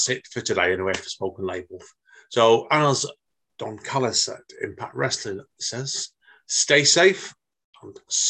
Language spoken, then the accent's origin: English; United Kingdom; I'm a Brit.